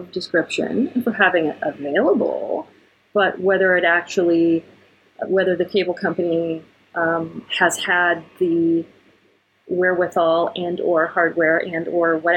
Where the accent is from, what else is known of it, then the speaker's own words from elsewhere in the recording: Ohio, United States; moved away; When I go back home to where I grew up in Ohio